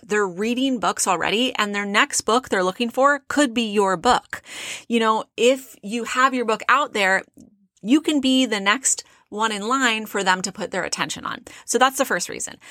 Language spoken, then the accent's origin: English; South Orange County, California, United States; now in Phoenix, United States; I grew up in South Orange County.